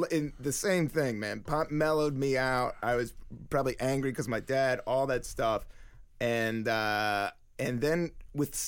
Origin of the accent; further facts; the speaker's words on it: Washington, D.C. and then Virginia, United States; Washington, D.C. and then Virginia. So that's I could call like D.C. till I was 10, but then I lived in a small little rednecky town 4 hours down south in Appalachian Mountains, a town.